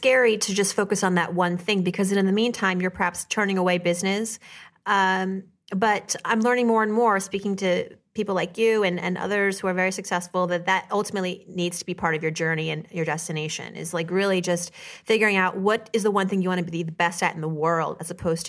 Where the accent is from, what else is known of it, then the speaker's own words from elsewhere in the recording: Worcester, Massachusetts, United States; born there; I was born in Worcester, which I hear they got like 81 inches so far.